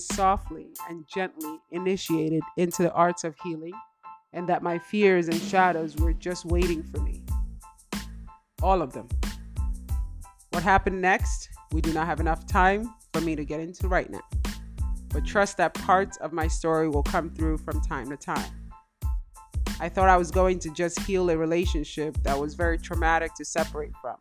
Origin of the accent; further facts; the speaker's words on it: Nigeria; also born or lived in Spain; now in United States; I was born in Nigeria, lived in Spain, and moved to the United States in 1997.